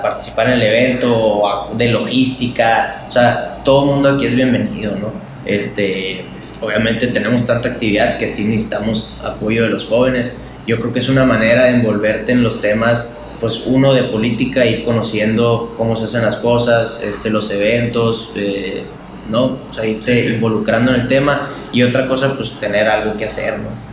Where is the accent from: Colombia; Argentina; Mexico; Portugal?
Mexico; Sonora; los jóvenes somos el futuro de Sonora